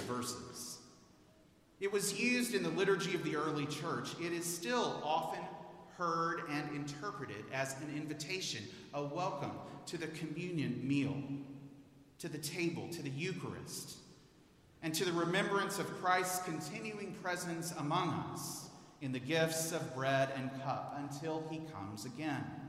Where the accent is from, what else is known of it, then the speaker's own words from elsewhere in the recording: Houston, Texas, United States; moved away as an adult; I'm a native of Houston.